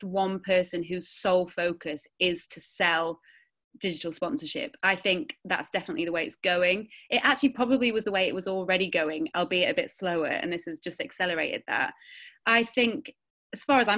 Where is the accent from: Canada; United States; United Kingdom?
United Kingdom; Sheffield, Yorkshire and the Humber; We grew up in Sheffield in the 90s and early noughties